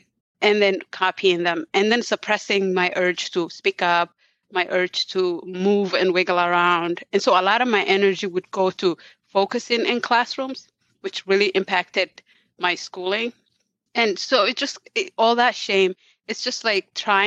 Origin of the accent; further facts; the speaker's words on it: Somalia; moved away; I come from Somalia. There was war there. We had to flee for our life.